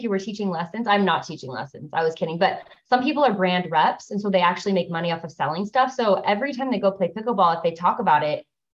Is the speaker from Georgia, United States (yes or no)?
no; Newport Beach, California, United States; moved away as an adult; now in Davis County, Utah, United States; in Davis County, Utah, so northern. We've been here for about 5.5 years. We're both from California, so California natives. I grew up in Newport Beach